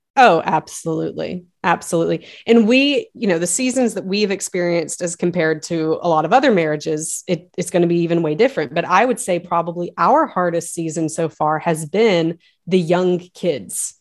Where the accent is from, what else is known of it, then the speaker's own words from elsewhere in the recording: the South, United States; we live just outside of Nashville now, but we we we grew up in the South